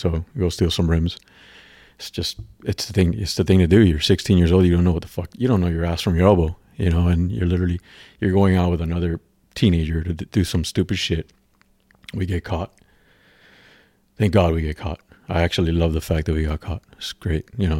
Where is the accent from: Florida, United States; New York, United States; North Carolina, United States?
Florida, United States; Miami; But my circle of influence was not good growing up in Miami